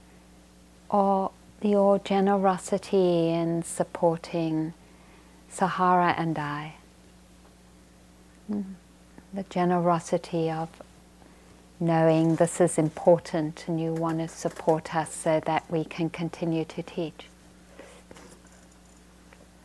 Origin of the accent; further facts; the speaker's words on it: England, United Kingdom; moved away; I grew up in England